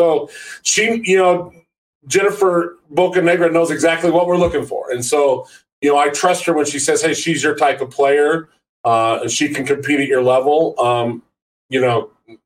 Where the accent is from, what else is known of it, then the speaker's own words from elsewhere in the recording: Maroa, Illinois, United States; I'm born and raised in Central Illinois. I grew up in a little small farming community called Maroa.